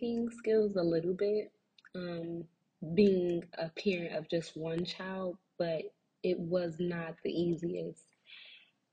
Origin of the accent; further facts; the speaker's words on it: Philadelphia, Pennsylvania, United States; I am from Philly